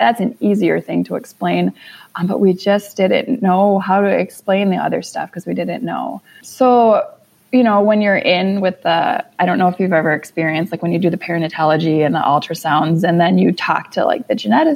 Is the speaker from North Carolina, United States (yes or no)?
no; Minnesota, United States; We're from Minnesota